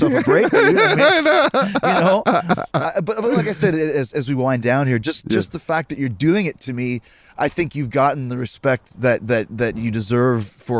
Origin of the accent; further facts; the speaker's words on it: Winnipeg, Manitoba, Canada; I grew up in Winnipeg, Canada.